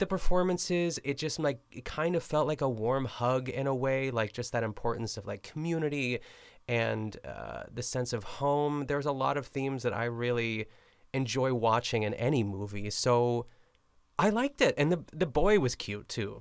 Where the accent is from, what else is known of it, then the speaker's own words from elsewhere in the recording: Pittsburgh, Pennsylvania, United States; moved away; I'm still in Pittsburgh